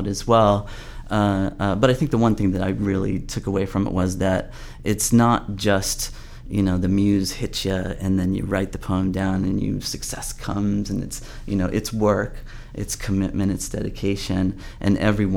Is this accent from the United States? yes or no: no; Northern Ireland, United Kingdom; moved away; I was born in Northern Ireland